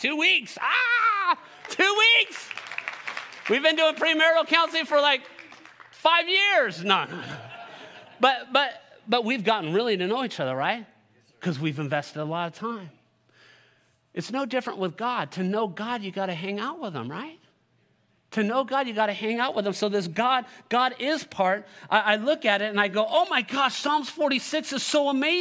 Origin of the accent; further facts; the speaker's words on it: California, United States; I'm born and raised in California